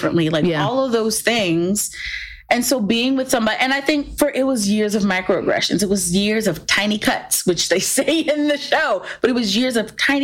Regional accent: the South, United States; I grew up in the South

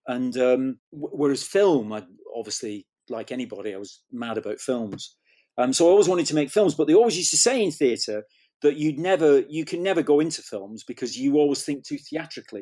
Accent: Manchester, North West England, United Kingdom; I grew up in Manchester

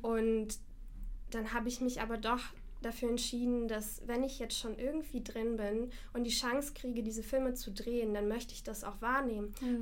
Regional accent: Moscow, Russia; moved away; ich komme selber nicht aus Deutschland, ich komme aus Moskau.

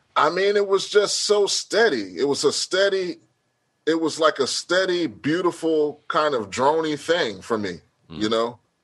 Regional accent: Houston, Texas, United States; I'm from Houston

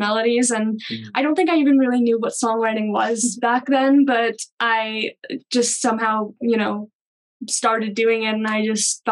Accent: Pennsylvania, United States; I'm from Pennsylvania. And I grew up hearing a ton of music around my house

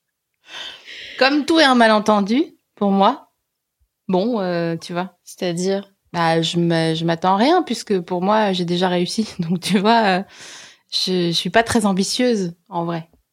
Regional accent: Alsace, Grand Est, France; also born or lived in Vosges; je suis née dans les Vosges, j'ai grandi en Alsace

